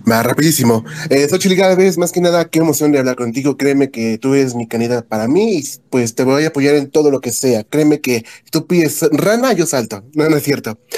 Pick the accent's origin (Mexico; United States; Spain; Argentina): Mexico; Hay que unirnos todos como lo que somos mexicanos.